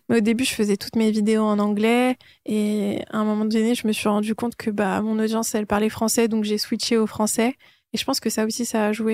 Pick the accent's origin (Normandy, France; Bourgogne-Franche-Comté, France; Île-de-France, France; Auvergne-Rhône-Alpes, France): Île-de-France, France; also born or lived in Iran / Nanterre / Paris / London; je suis née en Iran, je, suis retournée en France, euh, bah, je suis arrivée en France quand j'étais encore un bébé. Et donc, j'ai grandi en France